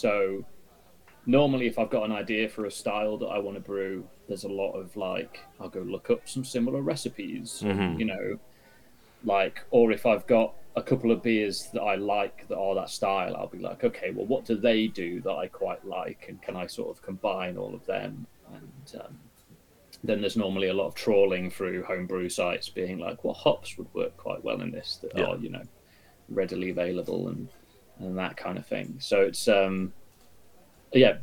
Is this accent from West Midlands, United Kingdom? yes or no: yes; Burton upon Trent, West Midlands, United Kingdom; moved away; I'm originally from Burton